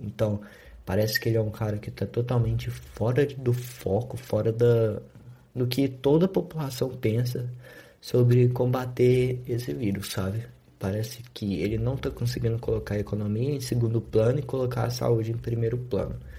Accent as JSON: {"language": "Portuguese", "country": "Brazil", "said": "eu sou brasileiro"}